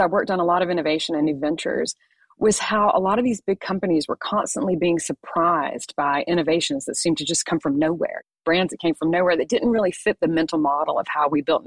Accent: Atlanta, Georgia, United States; I'm actually from Atlanta, by the way, which is where I am right now

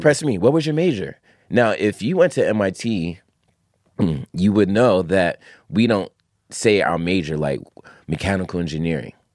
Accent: New York City, New York, United States; also born or lived in Long Island; I grew up in Long Island, I grew up in Queens, family in Brooklyn and the Bronx

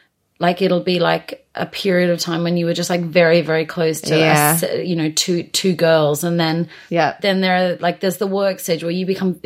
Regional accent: Australia; now in United Kingdom; being an Australian coming to the UK

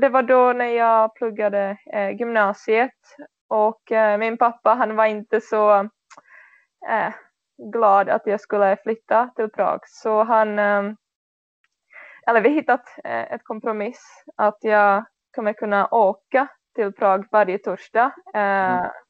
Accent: Czechia; Swedish is a second language; now in Sweden; i den här U19-tjejlag i min hemstad

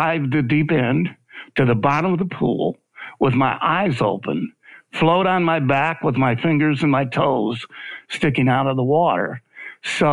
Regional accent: Michigan, United States; also born or lived in Arizona / California; now in Memphis, United States; I was raised in Michigan, and I left Michigan in the 70s.

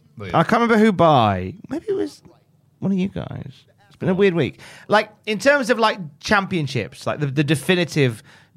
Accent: near Birmingham, West Midlands, United Kingdom; I'm from near Birmingham.

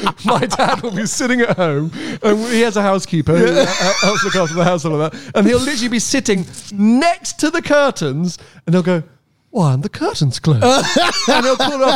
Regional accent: London, United Kingdom; I grew up in London, in pretty central London.

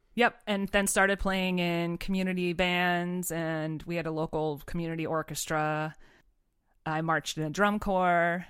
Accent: Pittsfield, Massachusetts, United States; I grew up in Pittsfield, Massachusetts, so other side of the state

